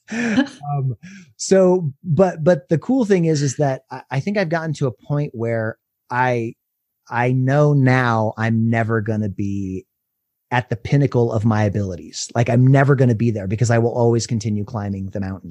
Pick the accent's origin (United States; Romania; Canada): United States; Durango, Colorado; now in Denver, United States; my hometown and doing book signings at Maria's Bookshop in Durango